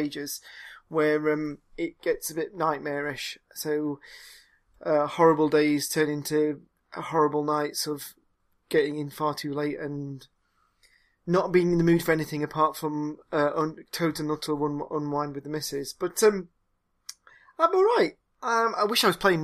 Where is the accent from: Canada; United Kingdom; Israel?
United Kingdom; Nottingham, East Midlands; when I was a kid, I grew up in Nottingham